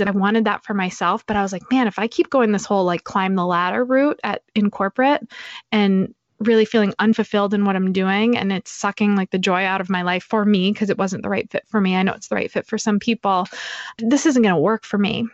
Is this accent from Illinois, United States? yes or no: no; New Hampshire, United States; also born or lived in Boston; I grew up in New Hampshire